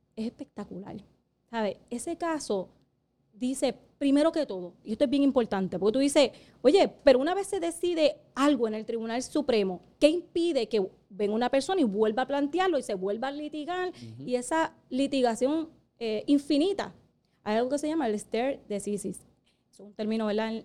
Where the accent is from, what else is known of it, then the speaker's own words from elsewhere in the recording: Puerto Rico; somos la única colonia eh, ahora mismo en el mundo. Eh, porque somos propiedad de Estados Unidos